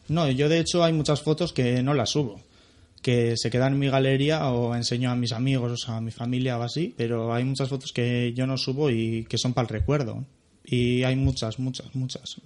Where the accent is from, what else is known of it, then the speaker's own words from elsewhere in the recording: Bilbao, Basque Country, Spain; soy de Bilbao